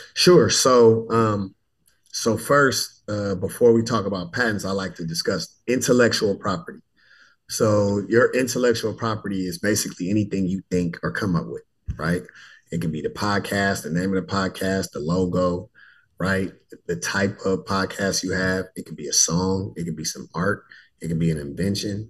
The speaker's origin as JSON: {"language": "English", "town": "Richmond", "region": "California", "country": "United States", "tie": "born or raised there", "also_born_or_lived": "Fresno, California / Tuskegee, Alabama", "moved": "as an adult", "said": "I hail from Richmond, California, born and raised in the heart of the San Francisco Bay Area"}